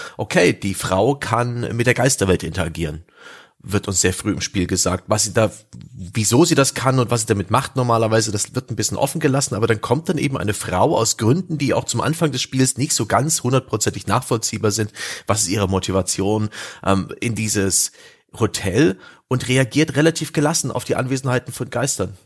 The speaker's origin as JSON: {"language": "German", "region": "East Germany", "country": "Germany", "tie": "born or raised there", "said": "ich bin ja im Osten groß geworden"}